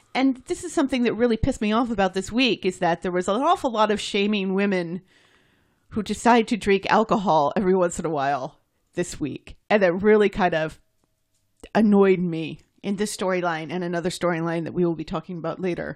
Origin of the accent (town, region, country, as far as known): United States